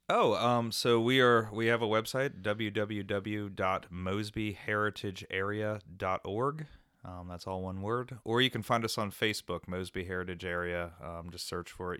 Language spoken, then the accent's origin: English; Frederick, Maryland, United States; I'm a native of Maryland. I'm, I'm from the Frederick area